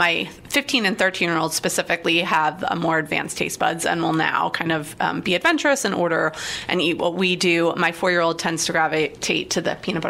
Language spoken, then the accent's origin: English; Long Island, New York, United States; now in Columbus, United States; but I grew up on the water. I'm originally from Long Island, so for me, it has to be fresh seafood.